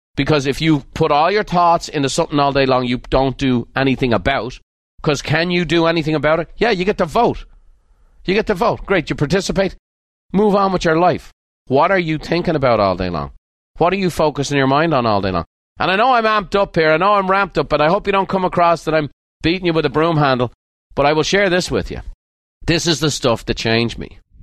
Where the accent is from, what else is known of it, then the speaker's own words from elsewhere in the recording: Ireland; now in United States; I was born in Ireland